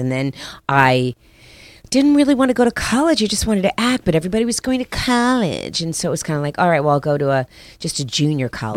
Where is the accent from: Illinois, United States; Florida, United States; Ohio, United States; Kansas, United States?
Florida, United States; Miami; also born or lived in Paterson, New Jersey; I grew up in Miami